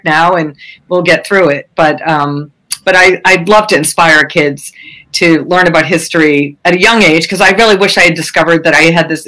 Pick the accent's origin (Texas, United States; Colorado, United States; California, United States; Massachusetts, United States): Massachusetts, United States; I'm from Massachusetts